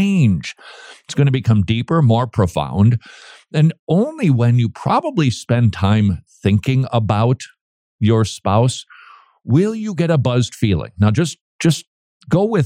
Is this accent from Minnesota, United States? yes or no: yes; St. Paul, Minnesota, United States; moved away; last time I visited my hometown, downtown St. Paul